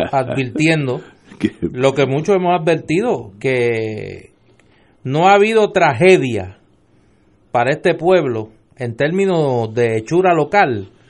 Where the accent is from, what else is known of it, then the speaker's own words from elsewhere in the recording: Puerto Rico; Yo como puertorriqueño